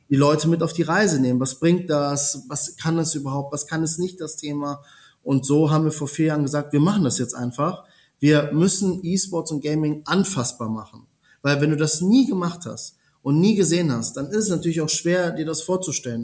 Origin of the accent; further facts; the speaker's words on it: Germany; also born or lived in Italy; gebürtiger Italiener, in Deutschland aufgewachsen